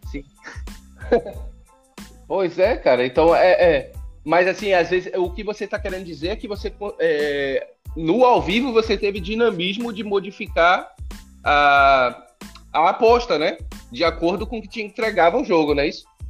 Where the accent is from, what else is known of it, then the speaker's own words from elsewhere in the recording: Brazil; somos brasileiros